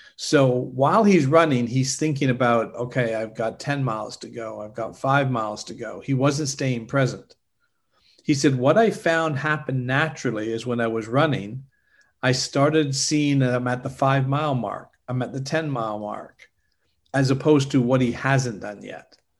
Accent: Canada; also born or lived in Europe; now in Orlando, United States; I'm originally from Canada

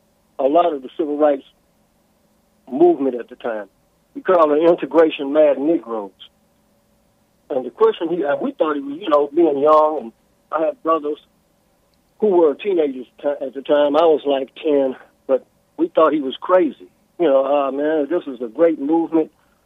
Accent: the South, Tennessee, United States; I grew up here in the South, being in my 60s, but I grew up with a grandfather who was a Garveyite.

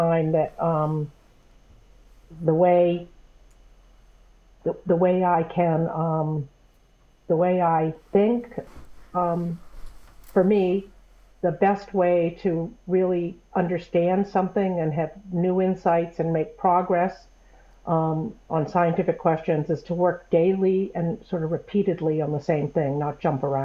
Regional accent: New England, United States; moved away as an adult; I grew up in New England

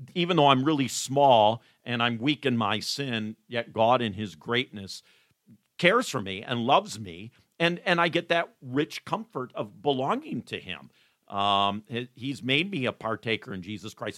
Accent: Coopersville, Michigan, United States; But I did grow up in West Michigan. I grew up here in Ottawa County, which is actually where we're sitting right now, in Ottawa County

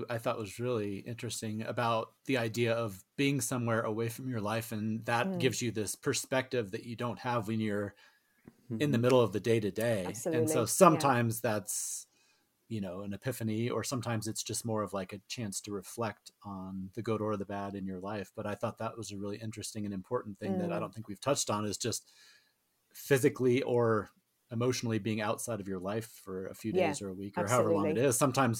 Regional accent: Colorado, United States; I have to do some justice to my home state, because this is probably the most famous book that was set in Colorado.

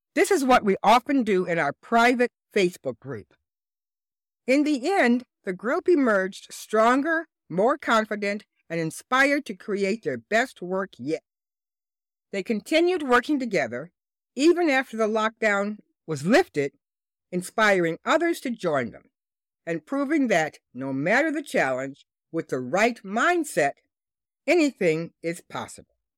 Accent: Detroit, Michigan, United States; my hometown and business headquarters, Detroit, Michigan

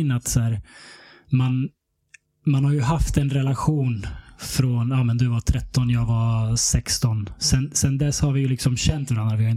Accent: Stockholm, Stockholm County, Sweden; Jag är född och uppvuxen här i Stockholm, i Hässelbystrand.

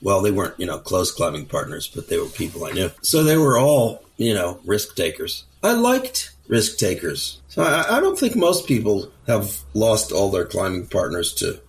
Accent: outside of New York, United States; now in British Columbia, Canada; I grew up outside of New York, started climbing when I was 13

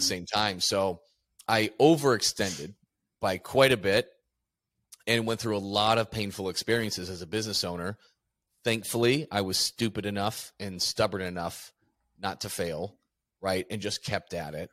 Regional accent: Midwest, United States; moved away as an adult; also born or lived in Chicago, Illinois; now in Phoenix, United States; I'm from the Midwest.

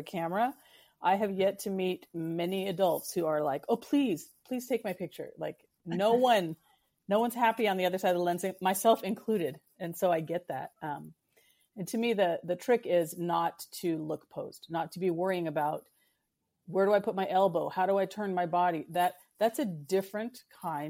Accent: West Coast, United States; also born or lived in Pacific Northwest; I live in the Pacific Northwest and I grew up on the West Coast.

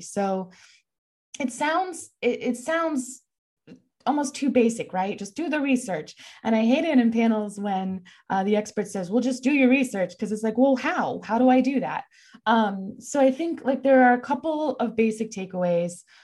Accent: Texas, United States; I'm from Texas

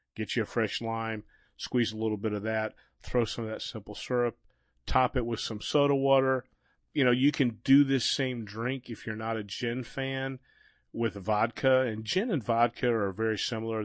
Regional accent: Florida, United States; I'm from Florida

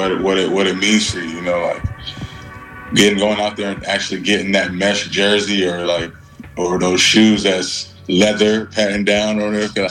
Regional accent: United States; also born or lived in Nigeria; I was born in Nigeria. My mom and dad are born in Nigeria. Came to America at a young age, you know, lived in suburban area

